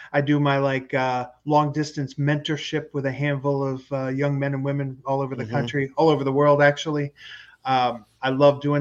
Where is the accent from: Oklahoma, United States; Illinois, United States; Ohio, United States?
Ohio, United States; Dayton; Dayton, Ohio, my hometown.